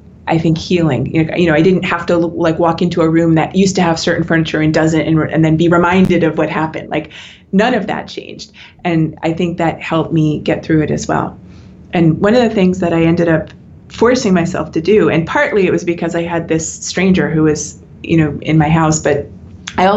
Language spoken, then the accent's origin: English; United States; I'm American